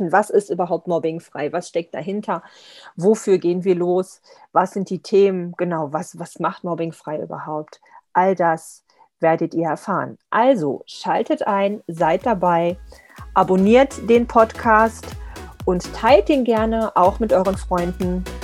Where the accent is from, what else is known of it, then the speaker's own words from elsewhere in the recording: Lower Saxony, Germany; Also ich komme ja eher aus dem Norden, Nordosten, in der Nähe von Braunschweig aus Niedersachsen